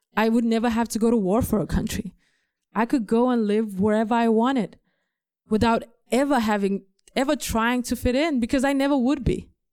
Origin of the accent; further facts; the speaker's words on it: Denmark; English is a second language; moved away; I grew up in, in a rough neighborhood in the inner city, a place that my government legally calls the ghetto. It's a ghetto in Denmark